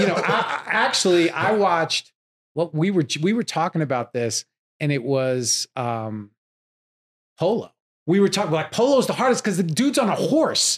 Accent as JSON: {"language": "English", "area": "Long Island", "region": "New York", "country": "United States", "tie": "born or raised there", "moved": "as an adult", "lives_now": "Los Angeles, United States", "said": "I grew up in New York, Long Island"}